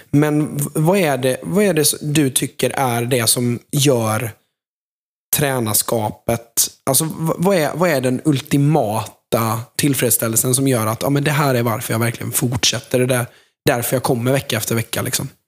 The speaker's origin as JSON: {"language": "Swedish", "town": "Jönköping", "region": "Jönköping County", "country": "Sweden", "said": "Eh, men för de som är från Jönköping. Alltså, jag känner mig så jäkla hemma på Hovet."}